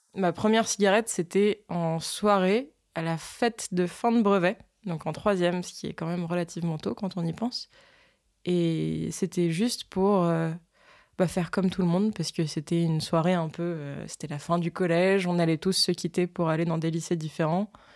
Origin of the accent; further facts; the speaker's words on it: France; Je suis une Française